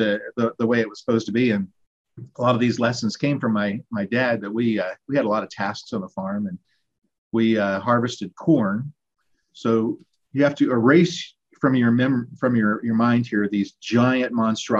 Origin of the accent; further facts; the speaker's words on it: Southern Ohio, United States; In Southern Ohio, a little town, growing up on a farm outside of a small town